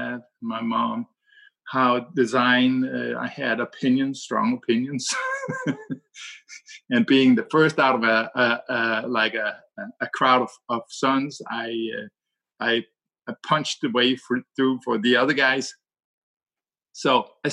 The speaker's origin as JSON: {"language": "English", "country": "Denmark", "second_language": "English", "said": "And I'm from Denmark."}